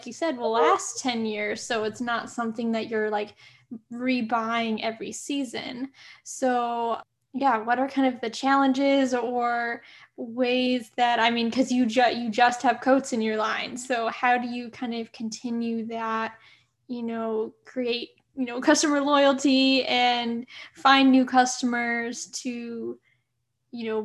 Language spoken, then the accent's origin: English; Rockford, Illinois, United States; I grew up in Rockford, Illinois